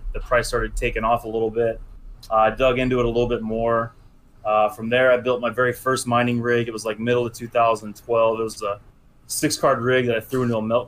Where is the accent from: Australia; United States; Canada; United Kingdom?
United States; California; I grew up in California